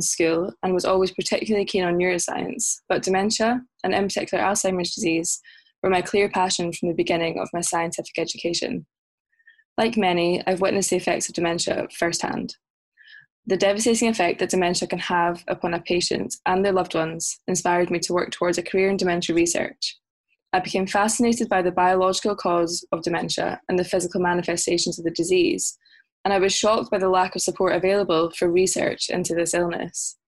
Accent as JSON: {"language": "English", "area": "Loch Lomond", "region": "Scotland", "country": "United Kingdom", "also_born_or_lived": "Glasgow", "moved": "as an adult", "lives_now": "London, United Kingdom", "said": "I'm originally from Loch Lomond, less than one hour outside of Glasgow, in Scotland"}